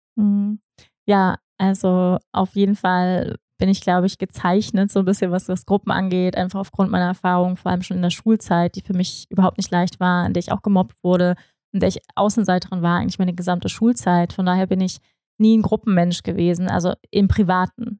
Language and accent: German; Germany; moved away; als Deutsche, auch ich